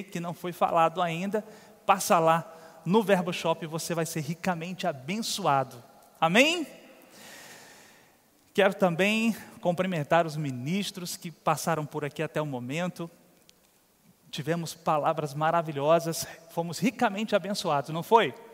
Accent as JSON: {"language": "Portuguese", "town": "Uberlândia", "region": "Minas Gerais", "country": "Brazil", "lives_now": "Campina Grande, Brazil", "said": "Eu não sou natural de Campina Grande, mas me considero da terra. Estou melhorando um pouquinho meu sotaque, daqui a pouco eu chego lá. Mas já tenho dois meninos que são daqui, o Pedro e a Amanda. Eu e Clícia viemos de Uberlândia."}